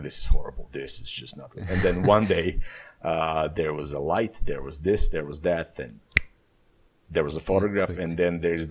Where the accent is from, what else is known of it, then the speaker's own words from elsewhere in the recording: Serbia; moved away as an adult; also born or lived in Bali, Indonesia; my life fell apart in Serbia